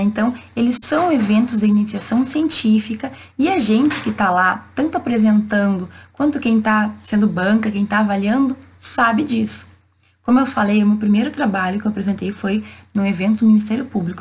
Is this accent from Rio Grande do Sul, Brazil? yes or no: yes; Santa Maria, Rio Grande do Sul, Brazil; Eu sou de Santa Maria, no interior do estado